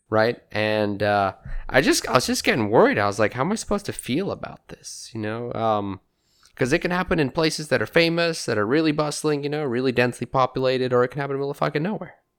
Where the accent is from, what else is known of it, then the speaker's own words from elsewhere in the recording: England, United Kingdom; moved away; growing up in England, eh, gun crime wasn't really a thing